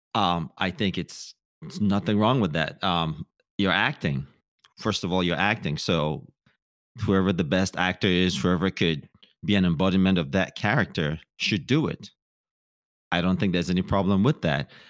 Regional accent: Cameroon; also born or lived in Nigeria / Minnesota; now in Los Angeles, United States; I was born in Nigeria. My mom is Nigerian. My dad is Cameroonian. Moved to Cameroon

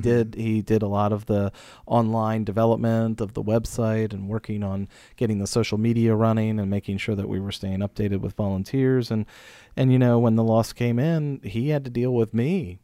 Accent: Pittsburgh, Pennsylvania, United States; also born or lived in Steubenville; now in Frederick, United States; I grew up outside of Pittsburgh

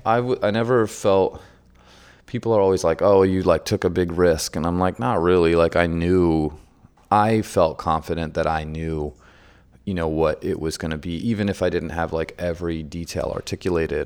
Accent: San Francisco, California, United States; moved away as an adult; also born or lived in Germany; I grew up in San Francisco

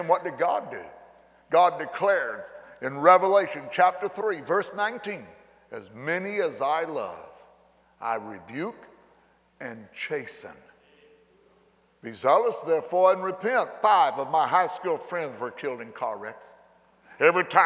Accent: McLeansboro, Illinois, United States; born or raised there

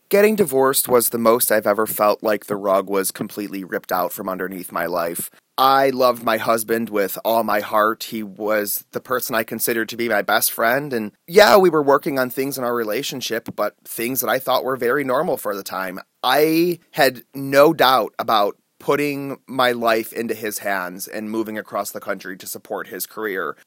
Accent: North Olmsted, Ohio, United States; moved away as an adult; also born or lived in Chicago, Illinois / California; now in Alaska, United States; I was born in North Olmsted, Ohio, outside of Cleveland

